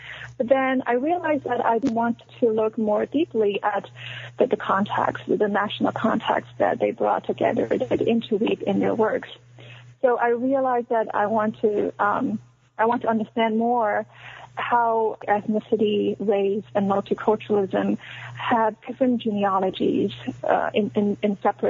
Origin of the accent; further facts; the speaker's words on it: China; born there; So I was born in China, and then I went to college in China, in Shanghai. So I didn't go abroad.